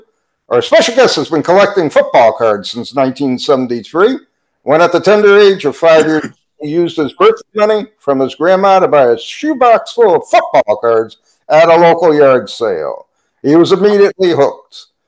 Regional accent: Colorado, United States; We hail from Southwest Colorado.

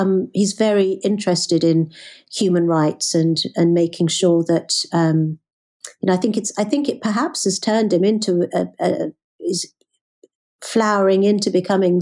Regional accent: Birmingham, West Midlands, United Kingdom; growing up in the Midlands, growing up in Birmingham

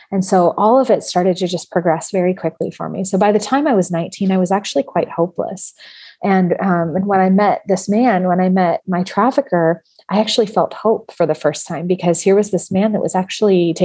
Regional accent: San Francisco Bay Area, California, United States; I grew up in the San Francisco Bay Area

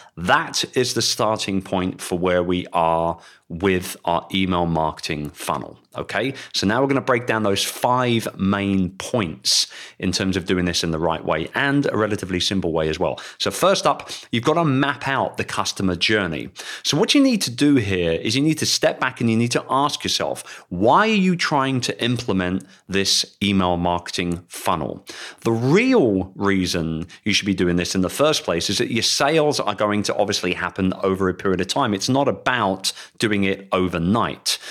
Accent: London, United Kingdom; in London. And I would love to welcome you to my hometown

